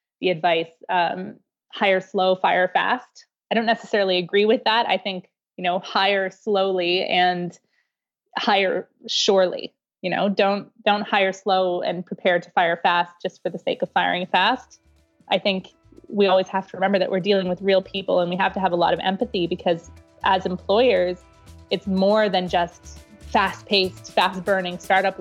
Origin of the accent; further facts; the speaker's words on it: Canada; I'm Canadian